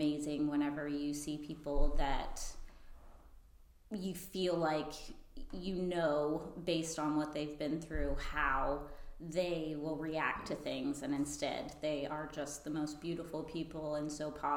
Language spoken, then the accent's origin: English; Freeport, Florida, United States; I grew up in Freeport